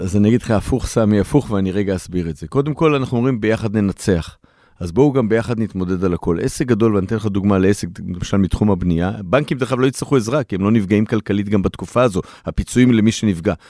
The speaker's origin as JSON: {"language": "Hebrew", "country": "Israel"}